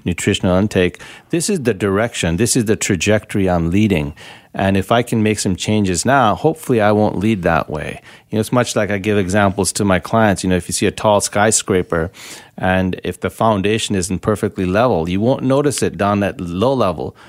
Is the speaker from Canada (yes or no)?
yes; Canada; also born or lived in Richmond, British Columbia; being Canadian and being a naturopath, uh, and practicing regenerative medicine here, so in Vancouver or in Richmond